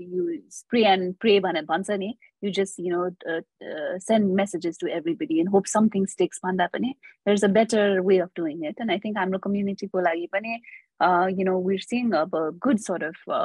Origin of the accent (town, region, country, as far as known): Nepal